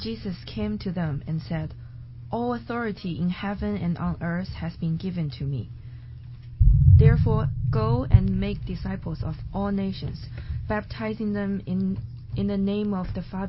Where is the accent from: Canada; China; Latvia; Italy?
China; now in New York, United States; I'm originally from China, and right now I'm doing a master's degree at Baruch College.